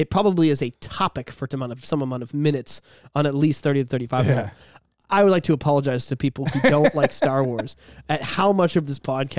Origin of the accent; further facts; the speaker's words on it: Boston, Massachusetts, United States; Okay, I'm just from Boston